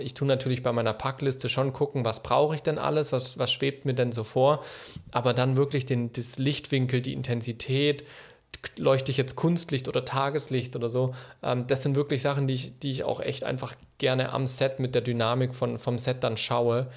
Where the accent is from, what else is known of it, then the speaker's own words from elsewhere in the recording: Germany; wir als Deutsche